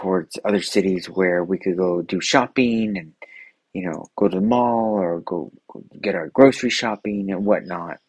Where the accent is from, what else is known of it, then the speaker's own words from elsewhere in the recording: Los Angeles, California, United States; I grew up there in South Los Angeles.